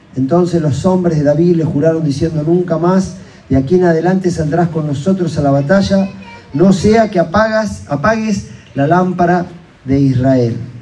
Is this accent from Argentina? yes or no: yes; Argentina; como ciudadano argentino